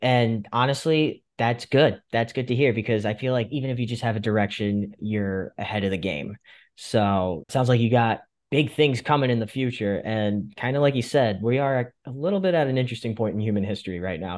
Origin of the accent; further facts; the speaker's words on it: Fairfield County, Connecticut, United States; I'm from Fairfield County.